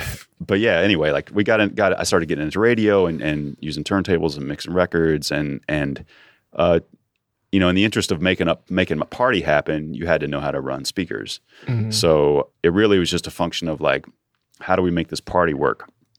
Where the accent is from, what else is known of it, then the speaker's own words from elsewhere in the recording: Muncie, Indiana, United States; I grew up outside of Muncie, Indiana.